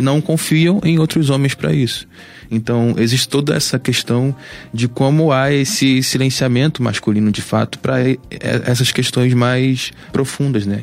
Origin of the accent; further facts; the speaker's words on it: Baixada Fluminense, Rio de Janeiro, Brazil; sou da Baixada Fluminense